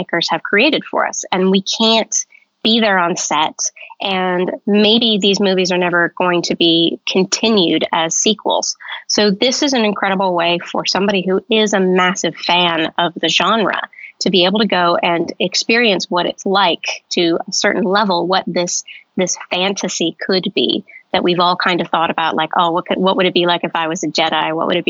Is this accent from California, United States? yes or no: yes; Southern California, United States; also born or lived in Arizona; I grew up in Southern California, actually very close to Disneyland.